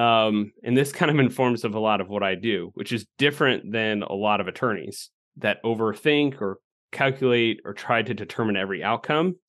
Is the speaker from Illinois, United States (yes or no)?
yes; Illinois, United States; moved away as an adult; now in Nebraska, United States; I'm from Illinois